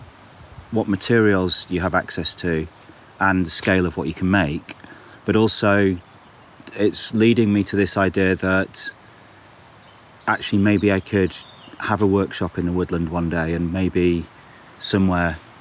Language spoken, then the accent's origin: English; North Wales, United Kingdom; moved away; I grew up in North Wales, so I've always been fairly near the coast and fairly near outdoor spaces.